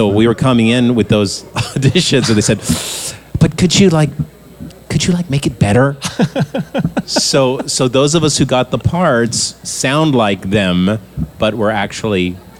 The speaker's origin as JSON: {"language": "English", "town": "Boston", "region": "Massachusetts", "country": "United States", "lives_now": "Maine, United States", "said": "We don't have any teams up in Maine where I come from. But originally, I was from Boston, where we do have a team."}